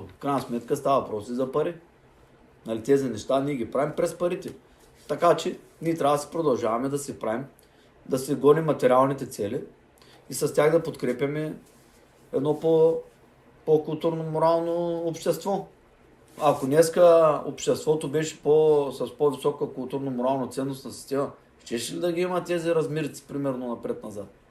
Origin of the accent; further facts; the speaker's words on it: Bulgaria; националист съм, червата си, българ съм, българ съм